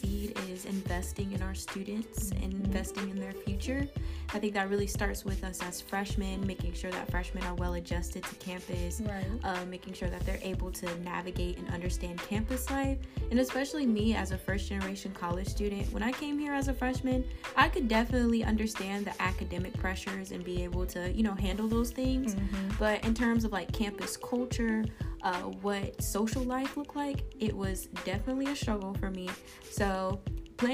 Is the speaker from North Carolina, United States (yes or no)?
yes; Fayetteville, North Carolina, United States; moved away; giving back to my community in Fayetteville. I do a lot of work like back in my hometown at my high school, Westover Senior High School